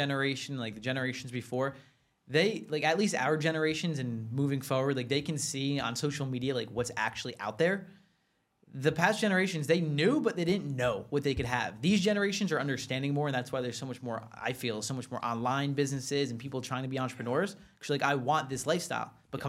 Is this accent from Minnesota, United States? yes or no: no; New Jersey, United States; New Jersey